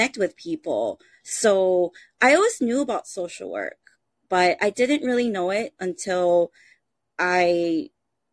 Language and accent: English; Honolulu, Hawaii, United States; born and raised on Hawaii, you know, in Honolulu, Hawaii, on the island of Oahu